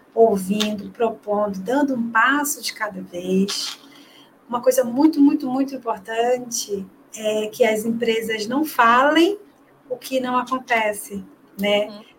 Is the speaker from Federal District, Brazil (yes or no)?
no; Belém, Pará, Brazil; Eu sou paraense, né? Sou de Belém do Pará